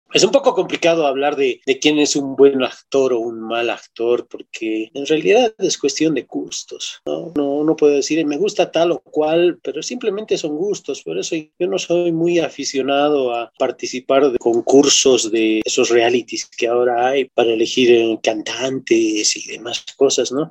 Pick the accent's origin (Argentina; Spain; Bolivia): Bolivia; La Paz; muestra lo que somos como bolivianos, nuestra esencia, no solamente como bolivianos, desde la zona donde vivimos, la ciudad donde vivimos, nos muestra como paseños